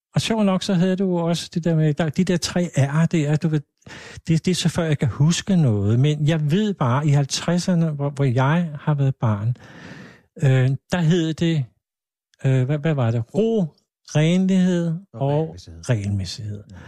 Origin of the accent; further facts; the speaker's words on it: Hvidovre, Capital Region of Denmark, Denmark; jeg er jo faktisk født i Hvidovre